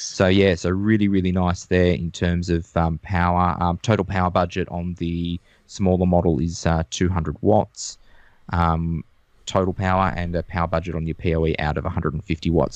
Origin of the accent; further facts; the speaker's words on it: Melbourne, Victoria, Australia; from Melbourne, Australia, although my background is showing I'm in the outback of Australia at the moment